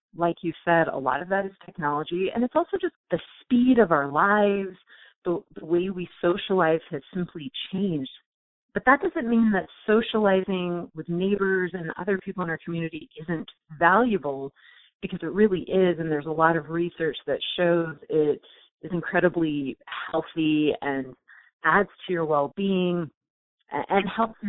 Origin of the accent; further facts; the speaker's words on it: Southern California, United States; moved away as an adult; now in Blacksburg, United States; I grew up in Southern California, never moved a single time